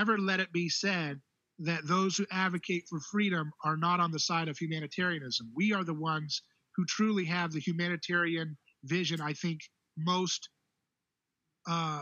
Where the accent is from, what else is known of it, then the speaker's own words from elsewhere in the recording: United States; I'm an American